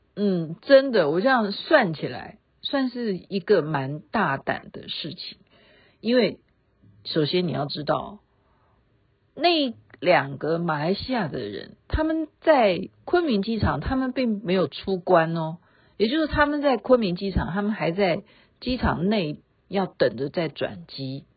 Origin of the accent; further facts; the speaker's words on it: Taiwan; 我们台湾